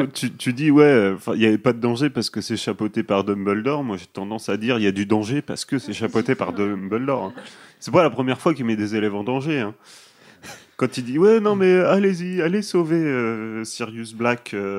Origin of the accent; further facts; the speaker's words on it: France; nous en France on fait la bise à tout le monde tout le temps